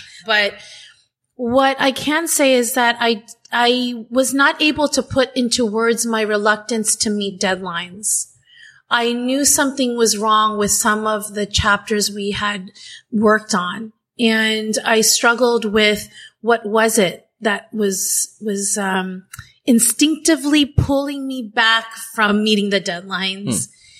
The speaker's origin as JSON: {"language": "English", "country": "Philippines", "said": "And so being Filipino is interesting because, to use Miguel's word earlier, we do assimilate very, very well in different communities."}